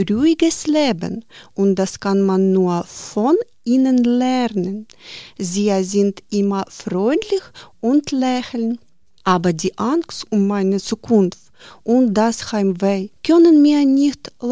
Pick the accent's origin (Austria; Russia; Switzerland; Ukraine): Ukraine; German is a second language; moved away as an adult; now in Germany; Ich bin 44 Jahre alt und komme aus der Ukraine.